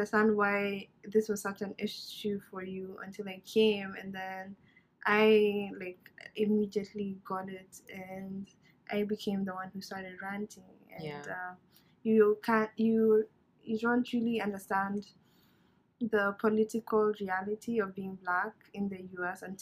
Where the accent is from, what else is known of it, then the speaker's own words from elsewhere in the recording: Nairobi, Kenya; moved away as an adult; now in United States; I grew up in Nairobi, Kenya, and essentially I came to the US for my studies, so I've been here for 3+ years